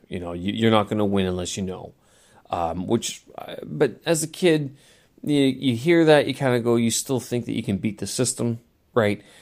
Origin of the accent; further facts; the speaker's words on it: Manitoba, Canada; in my hometown, you know, prairies of Manitoba Prairies of Canada